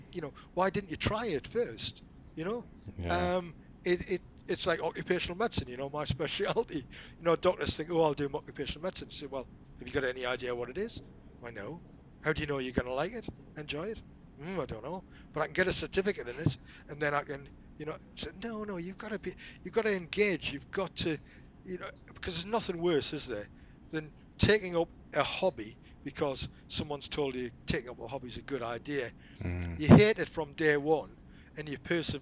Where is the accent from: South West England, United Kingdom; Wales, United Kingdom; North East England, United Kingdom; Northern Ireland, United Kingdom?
North East England, United Kingdom; Newcastle upon Tyne; I'm a Geordie.